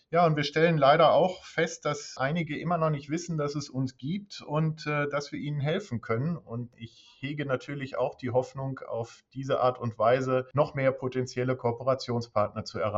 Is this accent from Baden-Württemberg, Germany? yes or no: no; Dortmund, North Rhine-Westphalia, Germany; moved away as an adult; Ich komme ursprünglich aus Dortmund, bin dann zum Studium nach Hannover gegangen